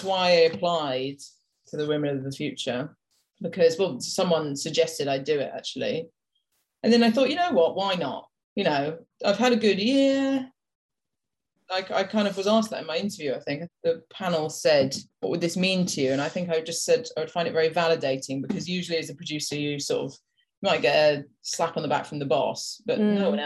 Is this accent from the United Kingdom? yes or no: yes; United Kingdom; accent: British; we're British